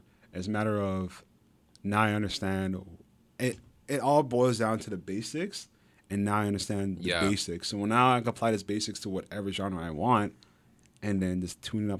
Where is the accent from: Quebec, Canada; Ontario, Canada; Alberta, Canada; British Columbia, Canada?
Quebec, Canada; Montreal; born there; because like, I was born in Montreal, right?